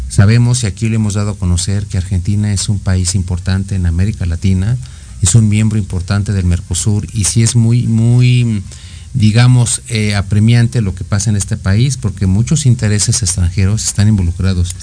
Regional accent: Mexico; nuestro país ha pasado por muchas etapas históricas que nos han dado identidad como mexicanos

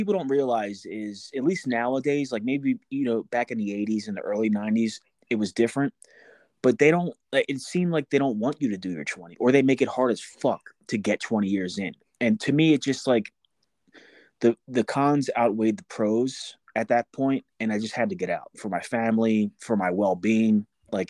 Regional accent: New Jersey, United States; No, not right now. I was born and raised in South Jersey, like right outside of Camden.

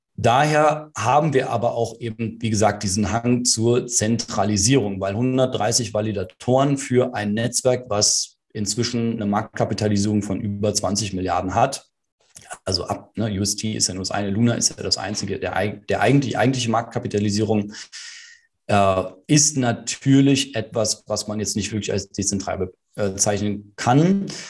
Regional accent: Berlin, Germany; Also ich bin ja in Berlin geboren und auch hier aufgewachsen

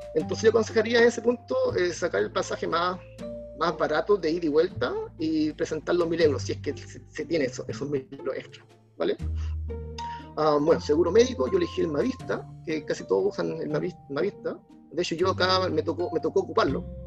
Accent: Arica, Arica y Parinacota, Chile; Soy de Arica. Eh, soy de Arica. Um, ciudad del Norte. Ya estudié en colegios públicos, liceo público, universidad pública

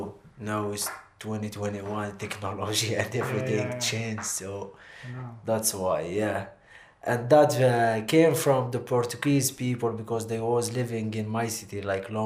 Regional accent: Safi, Marrakesh-Safi, Morocco; English is a second language; moved away as an adult; now in Athlone, Ireland; I'm from a city called Safi.

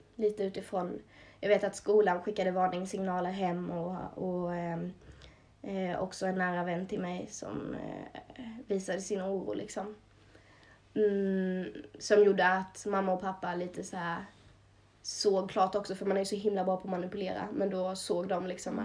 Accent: Småland, Sweden; accent: Småland dialect; Jag började i Småland, som min dialekt kanske avslöjar.

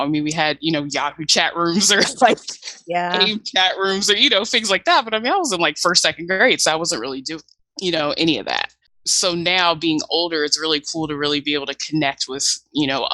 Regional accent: Virginia, United States; I'm from Virginia

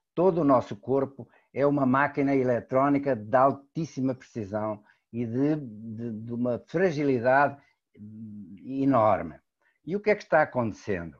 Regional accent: Portugal; moved away; also born or lived in Brazil; sou português de, naturalidade brasileira por opção

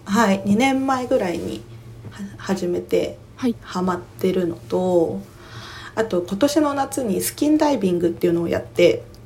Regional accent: Saitama, Japan; also born or lived in Nagano; 出身は埼玉県出身の埼玉都民です

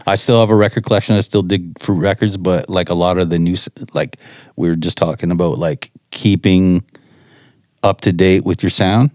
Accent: Chatham, Ontario, Canada; I grew up in Chatham, Ontario

